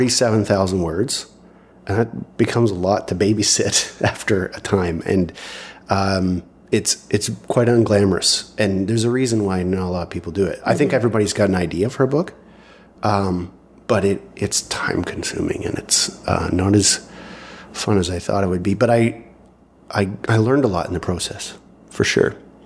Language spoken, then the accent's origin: English; Canada; being a Canadian author